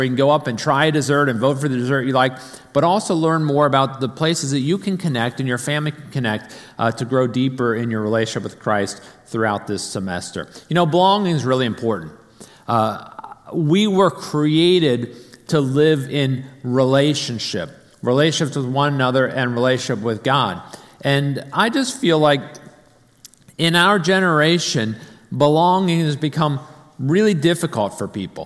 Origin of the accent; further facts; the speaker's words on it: Arlington, Virginia, United States; I grew up in North Arlington, up near Chain Bridge